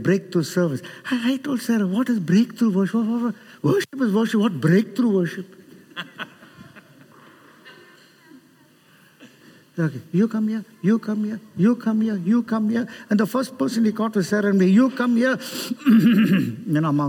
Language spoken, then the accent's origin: English; Chennai, Tamil Nadu, India; I'm from Chennai